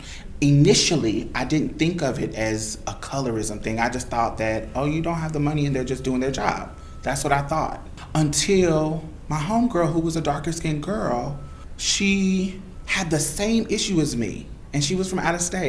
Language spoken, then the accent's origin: English; Indiana, United States; moved away as an adult; also born or lived in Mississippi; I was from Indiana, so coming to Mississippi, you know, you got out-of-state fees